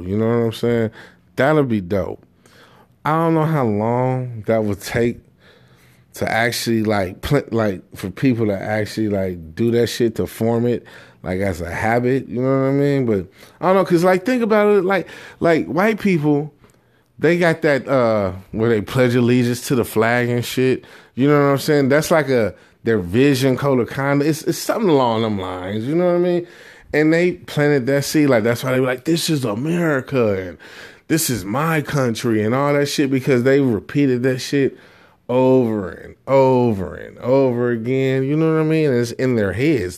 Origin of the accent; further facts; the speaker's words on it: Chicago, Illinois, United States; I grew up in the Inglewood, um, I wanna say Inglewood, Gresham area